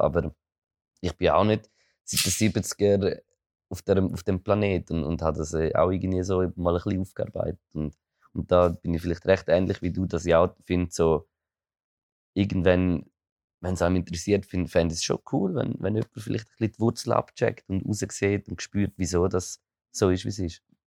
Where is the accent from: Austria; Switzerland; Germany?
Switzerland; near Toggenburg / Appenzell, Eastern Switzerland; ich komme noch aus der Ostschweiz, das ist so... Ich bin eigentlich so fast, fast am Fuß von Toggenburg gewohnt oder vom Appenzell